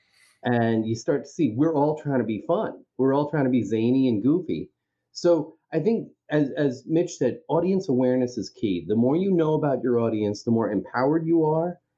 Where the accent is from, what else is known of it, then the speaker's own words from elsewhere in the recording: Long Island, New York, United States; growing up in Long Island, or failing to grow up in Long Island